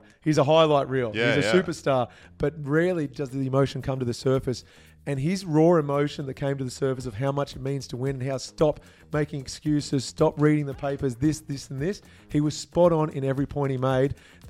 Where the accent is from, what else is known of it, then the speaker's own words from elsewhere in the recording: Gloucester, New South Wales, Australia; moved away; Even if you go back to country New South Wales, the town I grew up in called Gloucester